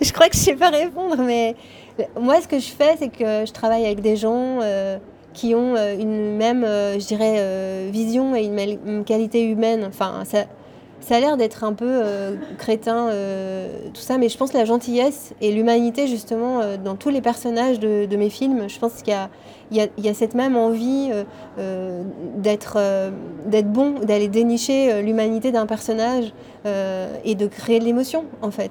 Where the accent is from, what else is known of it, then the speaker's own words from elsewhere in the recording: Switzerland; nous on est suisse